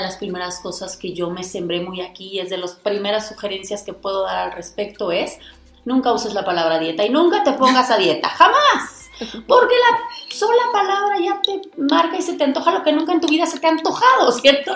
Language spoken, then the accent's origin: Spanish; Guanajuato, Mexico; de donde yo soy, que es de Guanajuato